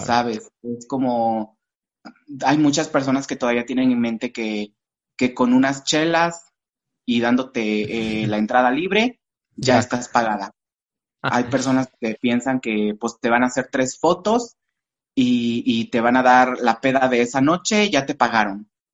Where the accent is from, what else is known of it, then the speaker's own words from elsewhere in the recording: Valles Centrales, Oaxaca, Mexico; soy de Valles Centrales, soy, digamos, de cerca del centro o del centro de Oaxaca.